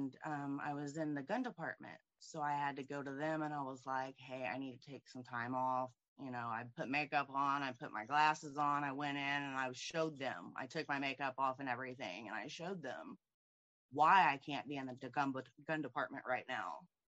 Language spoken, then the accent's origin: English; Indianapolis, Indiana, United States; Indianapolis, Indiana.